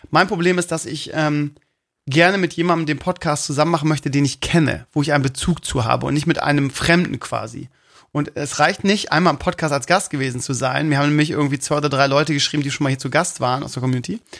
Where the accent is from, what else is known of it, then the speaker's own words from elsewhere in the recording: Bremen, Germany; Ja, ich bin Bremer. Ne?